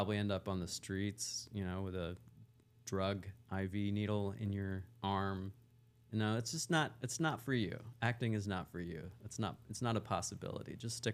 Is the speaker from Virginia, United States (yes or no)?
yes; Wise, Virginia, United States; born there; Well, I was born in Virginia in a small town called Wise, Virginia. I used to actually have an accent like this.